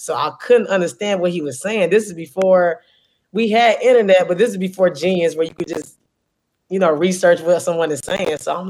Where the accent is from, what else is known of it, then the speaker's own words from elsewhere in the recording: St. Louis, Missouri, United States; also born or lived in Wisconsin; I'm born in Wisconsin, but I grew up in St. Louis. My family's from Chicago.